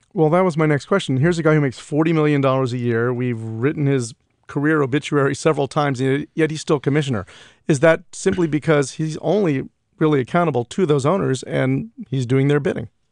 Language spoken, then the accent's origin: English; New York, United States; growing up in New York